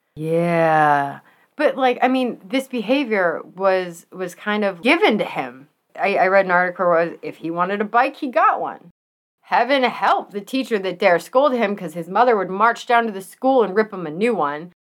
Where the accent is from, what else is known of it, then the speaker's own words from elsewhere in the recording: United States; I am super American.